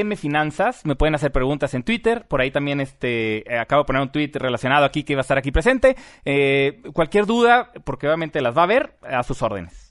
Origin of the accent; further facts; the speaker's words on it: Mexico; nosotros como mexicanos